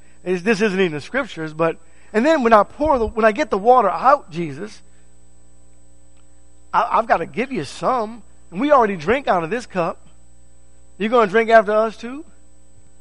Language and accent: English; United States; I'm an American citizen